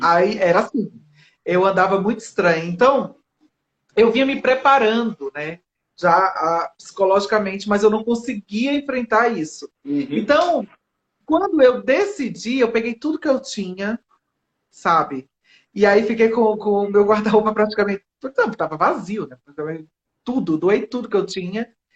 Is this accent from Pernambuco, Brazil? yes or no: yes; Recife, Pernambuco, Brazil; now in São Paulo, Brazil; Eu comecei em Recife, eu sou pernambucana, e comecei minha, meu trabalho em Recife.